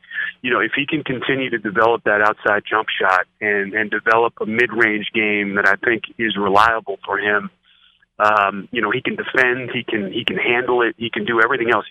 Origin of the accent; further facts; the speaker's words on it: Northeast, United States; I grew up in the Northeast